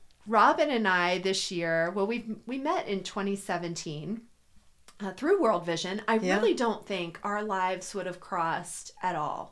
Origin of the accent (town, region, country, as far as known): Cincinnati, Ohio, United States; born or raised there; now in Chicago, United States